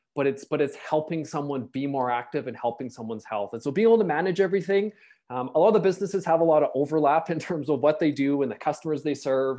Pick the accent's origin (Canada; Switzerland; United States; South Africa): Canada; also born or lived in Toronto; as a Canadian